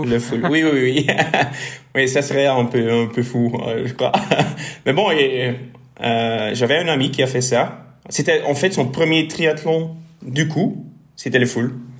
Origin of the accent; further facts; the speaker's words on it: Bruges, Flanders, Belgium; first language Dutch; French is a second language; moved away as an adult; also born or lived in Ghent / Brussels; je suis flamand, alors mon français ne serait pas fait du tout.